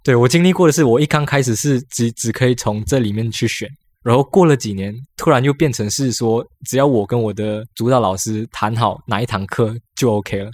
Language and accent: Chinese; Malaysia; moved away as an adult; now in Taiwan; 我们马来西亚人